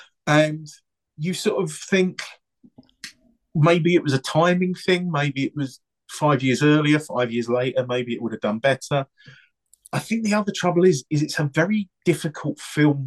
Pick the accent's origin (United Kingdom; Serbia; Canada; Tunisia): United Kingdom; England; we're saying that as English people